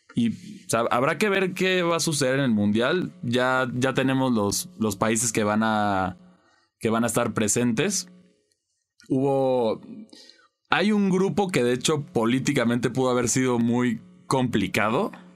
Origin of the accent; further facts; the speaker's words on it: Mexico; como mexicano